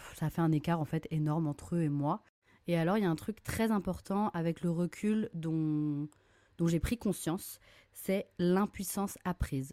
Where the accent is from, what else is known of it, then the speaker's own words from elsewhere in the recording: Lorient, Brittany, France; j'ai grandi à Lorient, une petite ville en Bretagne